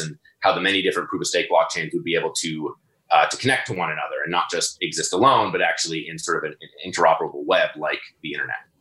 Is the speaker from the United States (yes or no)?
no; Toronto, Ontario, Canada; also born or lived in Guelph; I'm in Toronto, born and raised in Toronto